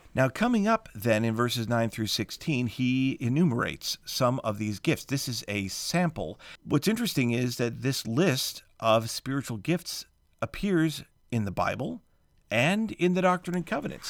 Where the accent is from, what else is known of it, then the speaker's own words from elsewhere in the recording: United States; as an American